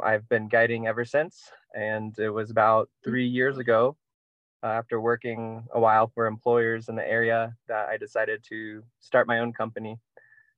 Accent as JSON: {"language": "English", "town": "Indianapolis", "region": "Indiana", "country": "United States", "moved": "as an adult", "said": "I'm originally from Indianapolis, Indiana."}